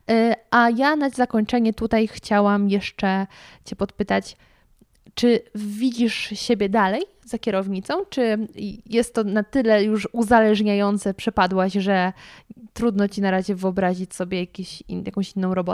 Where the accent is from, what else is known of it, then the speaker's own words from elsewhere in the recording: Jaworzno, Silesian Voivodeship, Poland; now in Kraków, Poland; ja pochodzę z Jaworzna